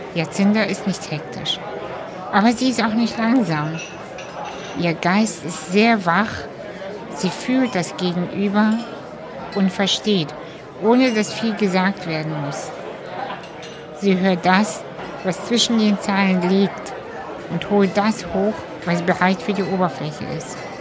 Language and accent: German; Hamburg, Germany; ich bin ja in Hamburg auch aufgewachsen